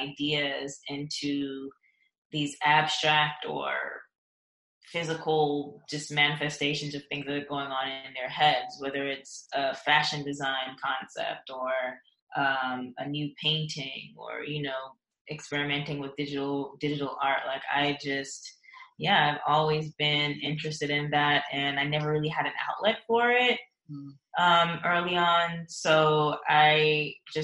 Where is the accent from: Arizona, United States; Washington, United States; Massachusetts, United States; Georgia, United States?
Georgia, United States; Atlanta; also born or lived in Saint Ann, Jamaica; I was born in Jamaica, the countryside in St. Anne, and I spent most of my schooling and stuff here in Atlanta